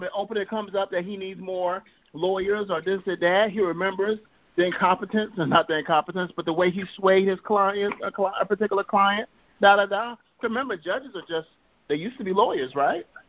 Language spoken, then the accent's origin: English; Compton, California, United States; I'm from Compton